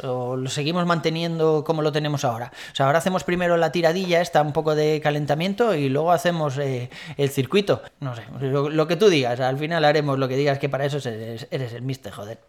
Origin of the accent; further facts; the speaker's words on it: Valencia, Valencian Community, Spain; moved away as an adult; now in Madrid, Spain; soy de Valencia, pero vivo en Madrid desde hace unos años